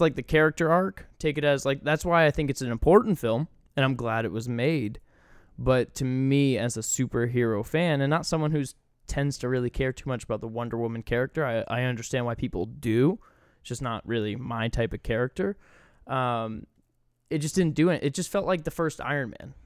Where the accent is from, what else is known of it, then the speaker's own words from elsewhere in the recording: Maine, United States; moved away as an adult; also born or lived in Charlotte, North Carolina; I'm from Maine, you know, it's ninety-nine percent white